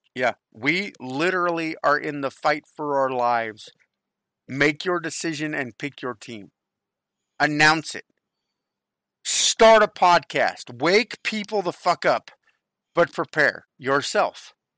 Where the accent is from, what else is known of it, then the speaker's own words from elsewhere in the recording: United States; I was born in America